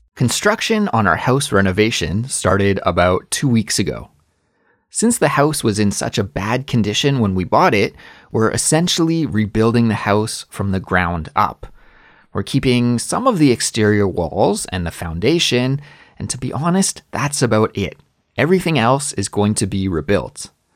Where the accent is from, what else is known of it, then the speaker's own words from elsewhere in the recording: Canada; moved away as an adult; also born or lived in Korea; now in South Korea; as a Canadian